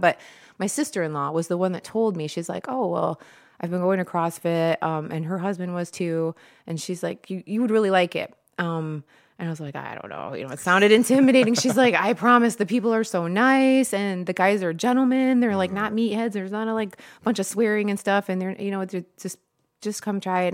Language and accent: English; Toledo, Ohio, United States; moved away as an adult; also born or lived in Florida / Rossford, Ohio / Swanton, Ohio; now in Perrysburg, United States; I grew up in Toledo, and then from there, I moved around a bunch, just going to different schools, colleges.